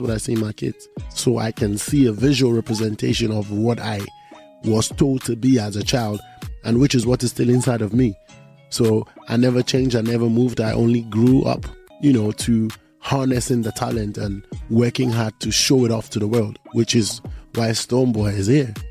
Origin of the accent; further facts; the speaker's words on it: Volta, Ghana; Volta region where I come from